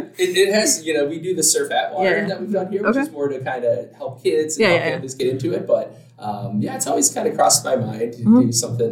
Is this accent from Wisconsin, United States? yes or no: yes; Madison, Wisconsin, United States; also born or lived in Wausau, Wisconsin; now in Milwaukee, United States; growing up in Madison, I never thought I would live in Milwaukee or move here. And it's weird to say, after moving here, I've never felt like I was home until I did move here.